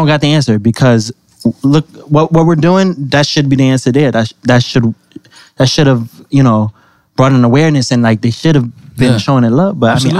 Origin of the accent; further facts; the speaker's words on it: Connecticut, United States; I'm from Connecticut